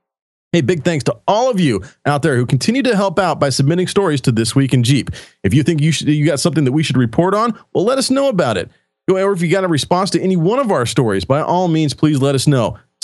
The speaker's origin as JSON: {"language": "English", "region": "Pacific Northwest", "country": "United States", "also_born_or_lived": "Oregon", "said": "I'm from the Pacific Northwest, guys, reside in Oregon."}